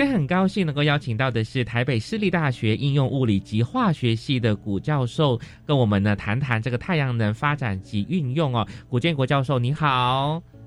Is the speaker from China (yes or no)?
no; Malaysia; moved away; 因为我是马来西亚人嘛，那在马来西亚为一赤道，其实我们的太阳是很充足的